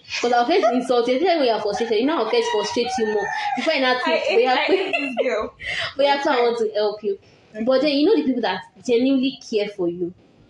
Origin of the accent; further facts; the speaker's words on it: Nigeria; I'm a Nigerian girl.